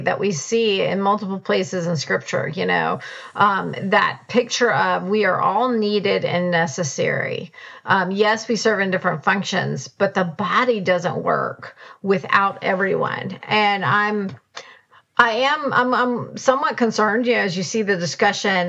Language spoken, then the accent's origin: English; United States; as an American